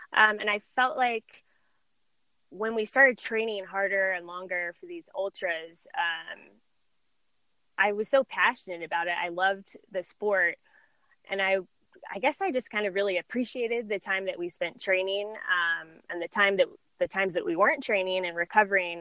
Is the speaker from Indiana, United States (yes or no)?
no; San Diego, California, United States; moved away as an adult; also born or lived in Chicago; I was born and raised in San Diego, and I really hadn't ever left um, the area until I moved to Chicago